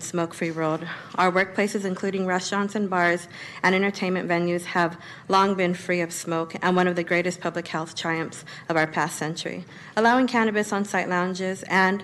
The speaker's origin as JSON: {"language": "English", "town": "Sacramento", "region": "California", "country": "United States", "tie": "born or raised there", "said": "born and raised in Del Paso Heights"}